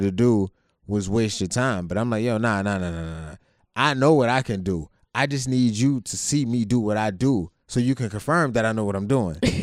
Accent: Youngstown, Ohio, United States; I came from Youngstown

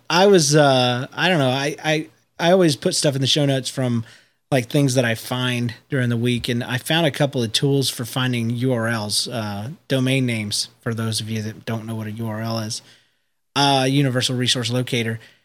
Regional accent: United States; I'm American

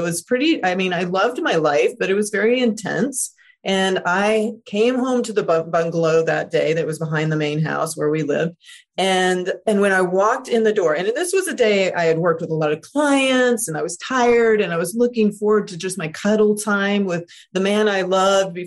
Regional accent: Deep South, United States; even though my family are like progressive Canadians, I was raised in the Deep South.

